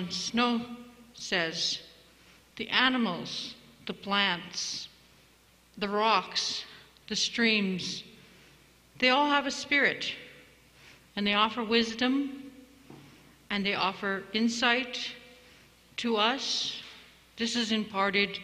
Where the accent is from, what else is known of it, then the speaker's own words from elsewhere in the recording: Stoney Nakoda, Alberta, Canada; also born or lived in Yuma, Arizona; I hail from Stony Nakoda, the Rocky Mountain Sioux.